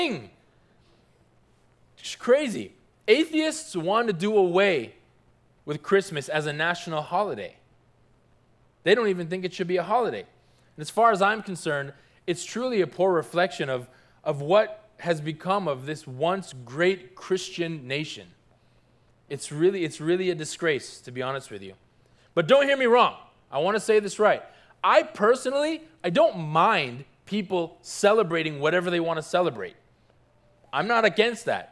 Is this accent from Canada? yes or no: yes; Toronto, Ontario, Canada; now in South Florida, United States; I grew up in Toronto, Canada